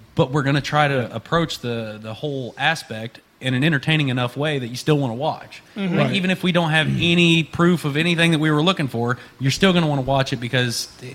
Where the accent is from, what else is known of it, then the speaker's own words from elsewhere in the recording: Rolla, Missouri, United States; Whenever I was growing up in Rolla